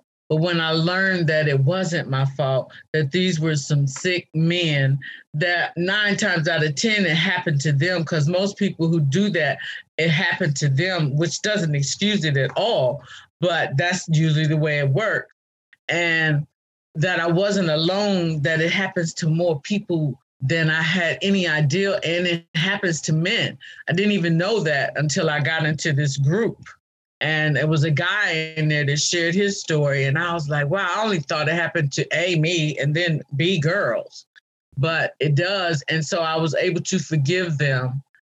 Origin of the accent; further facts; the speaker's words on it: Ohio, United States; moved away as an adult; also born or lived in Atlanta / Cincinnati / Washington, D.C.; now in Baltimore, United States; because I lived in Atlanta, I lived in Cincinnati, I lived in D.C., and now I'm in Baltimore, and I'm from Ohio.